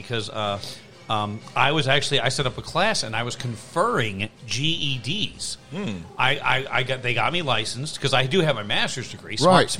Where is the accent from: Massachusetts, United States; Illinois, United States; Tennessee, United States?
Illinois, United States; Chicago; Suburbs of Chicago.